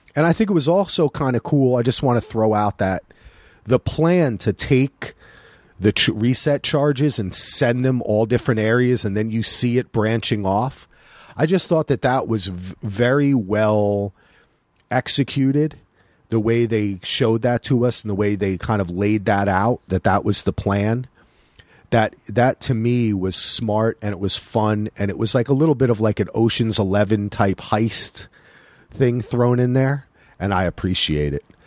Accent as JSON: {"language": "English", "region": "New Jersey", "country": "United States", "moved": "yes", "lives_now": "Portland, United States", "said": "I'm from New Jersey."}